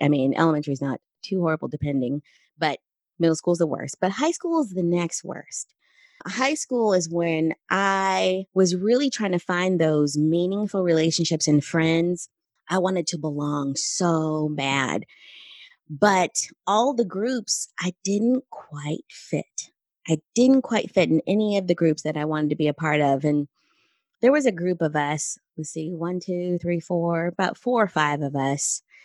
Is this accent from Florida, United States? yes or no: no; Southern California, United States; I grew up in California, Southern California